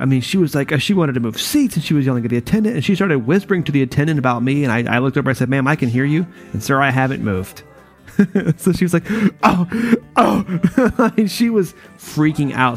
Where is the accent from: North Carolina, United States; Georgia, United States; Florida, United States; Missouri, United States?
North Carolina, United States; moved away; I'm from North Carolina, like you know originally